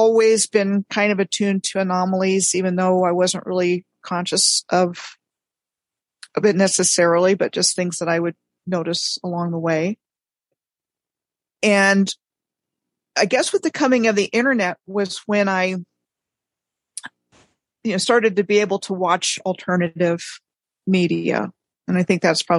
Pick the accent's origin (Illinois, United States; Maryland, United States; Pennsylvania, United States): Maryland, United States; Rockville; also born or lived in Fairbanks, Alaska; now in Oklahoma, United States; I grew up in Rockville, Maryland